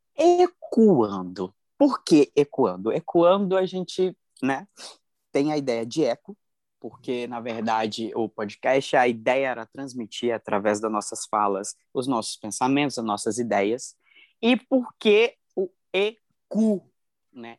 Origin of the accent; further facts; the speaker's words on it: Cuiabá, Mato Grosso, Brazil; sou de Cuiabá pro mundo